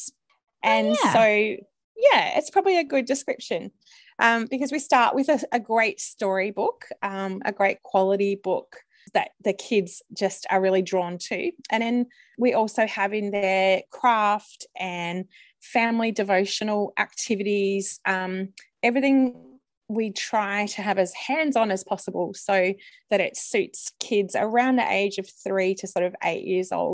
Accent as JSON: {"language": "English", "town": "Melbourne", "region": "Victoria", "country": "Australia", "said": "I am from Melbourne in Australia."}